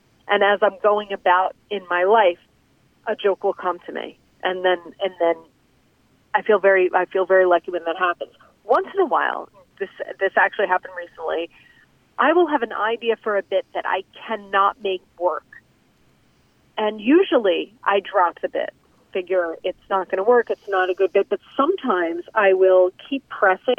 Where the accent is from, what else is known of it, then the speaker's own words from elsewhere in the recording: New Jersey, United States; I'm from New Jersey. I started out doing comedy in Jersey bars